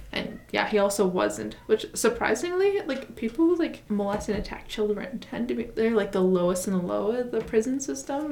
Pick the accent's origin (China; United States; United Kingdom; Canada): United States; we are both from the United States